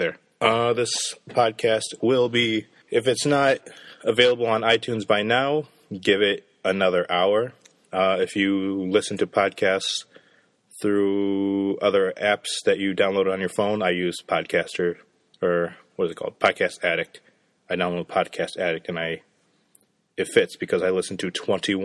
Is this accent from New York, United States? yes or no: no; Michigan, United States; moved away; I'm from Michigan